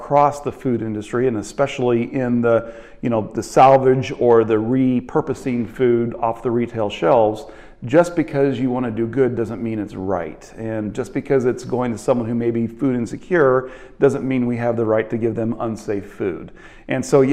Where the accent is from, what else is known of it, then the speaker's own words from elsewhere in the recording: Kansas City, Missouri, United States; I'm from Kansas City, and our food bank in Kansas City is Harvester